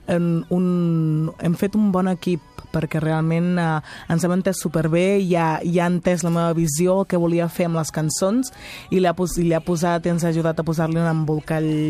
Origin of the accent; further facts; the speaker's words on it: Catalonia, Spain; nosaltres som, som catalanes, catalanes de, de vivència, catalana de, també de cultura